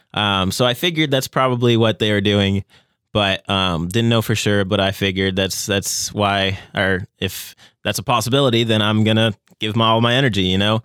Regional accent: Las Vegas, Nevada, United States; moved away as an adult; now in Owensboro, United States; I am originally from Las Vegas, Nevada, and coming to Owensboro, Kentucky was the first place I've ever lived that wasn't Las Vegas, Nevada

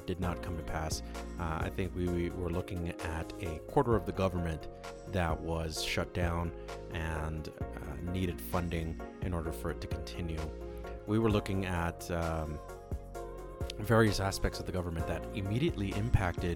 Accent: Los Angeles, California, United States; moved away; My hometown, Los Angeles

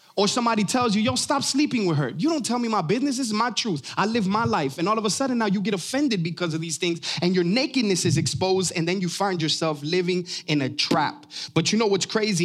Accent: Miami, Florida, United States; I'm from Miami

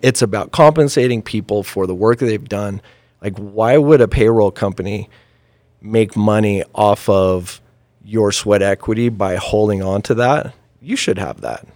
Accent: Farmington, Utah, United States; born and raised in Utah. Um, I came, you know, I was raised on the mean streets of Farmington

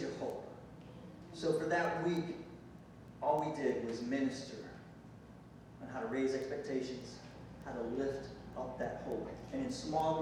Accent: United States; I'm from the States

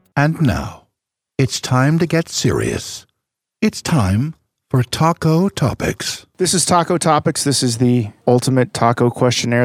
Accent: Kansas City, United States; I grew up eating in Kansas City

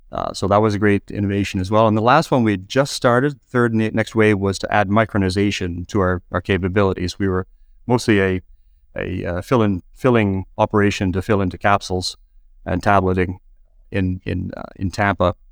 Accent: Canada; moved away as an adult; people could probably tell from my accent, uh, I started in Canada

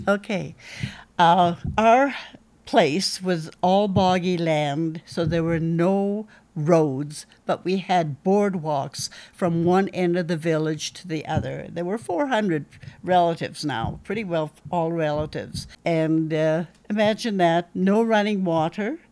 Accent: Hartley Bay, British Columbia, Canada; I was, uh, born and raised in Hartley Bay

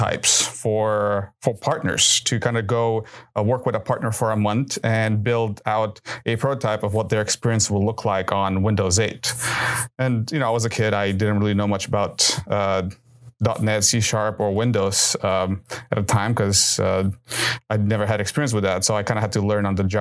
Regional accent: Southern California, United States; moved away; I grew up in Southern California

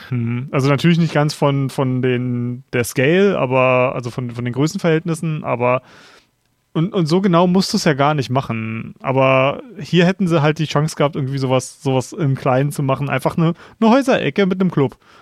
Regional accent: Berlin, Germany; ich komme aus Berlin ähm, und wir haben so eine geile Clubszene hier in Berlin

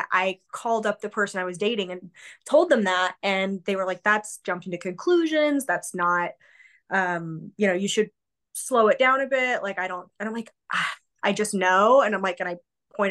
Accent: Wyoming, United States; I was raised in Wyoming. My hometown had about 3,000-ish

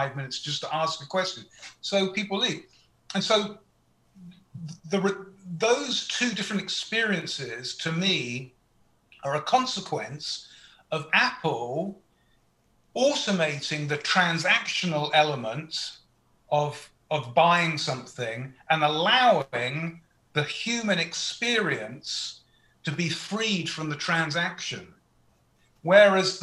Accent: United Kingdom; moved away as an adult; now in United States; as a Brit who's lived in America for 20 years

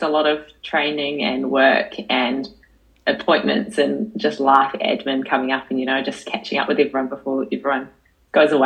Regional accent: Paraparaumu, Wellington, New Zealand; I'm from the Kapiti Coast.

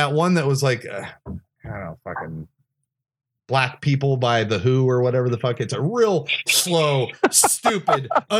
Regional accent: United States; I have a southern accent. I was like, that's because I'm not inbred and I'm from Washington.

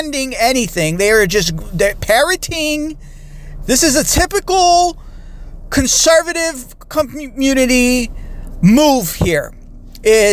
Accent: United States; I'm American

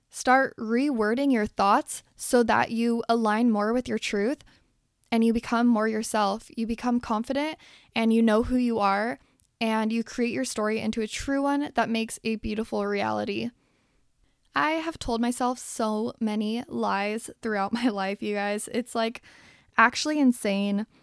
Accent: Salt Lake City, Utah, United States; I grew up in Salt Lake City, Utah

